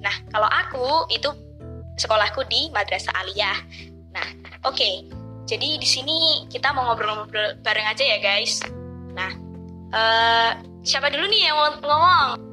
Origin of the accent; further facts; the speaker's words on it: Java, Indonesia; aku sempat nggak bisa bahasa Jawa gitu loh sampai dikiranya aku bukan orang Jawa